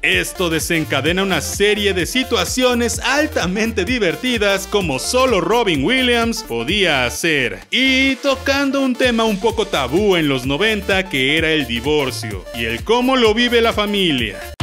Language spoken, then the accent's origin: Spanish; Mexico; aquí en mi país, en México